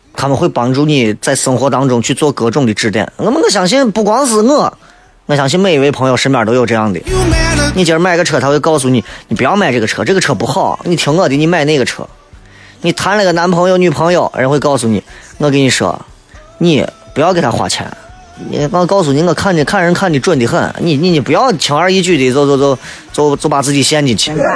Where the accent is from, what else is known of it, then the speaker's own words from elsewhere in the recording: China; 我们中国人